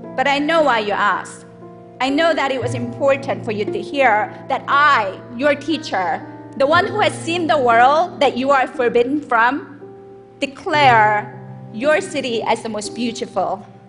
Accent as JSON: {"language": "English", "country": "South Korea", "tie": "born or raised there", "moved": "yes", "lives_now": "United States", "said": "I was born and raised in South Korea"}